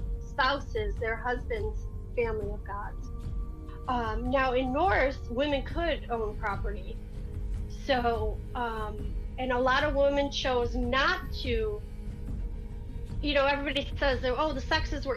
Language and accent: English; New York, United States; moved away as an adult; now in Florida, United States; I'm not Southern. I'm from New York